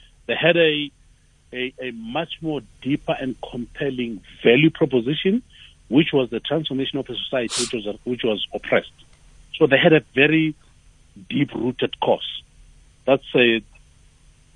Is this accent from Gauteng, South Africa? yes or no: yes; Tembisa, Gauteng, South Africa; I'm from Tembisa